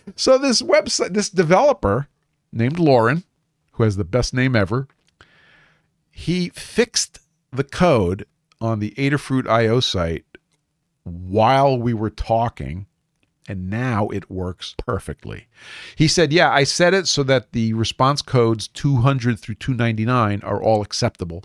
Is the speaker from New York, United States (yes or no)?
yes; New York City, New York, United States; building products in Brooklyn, New York, my hometown